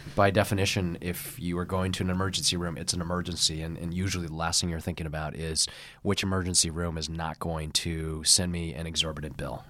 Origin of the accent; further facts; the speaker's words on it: San Francisco, California, United States; I grew up on the Polk Street, uh, corridor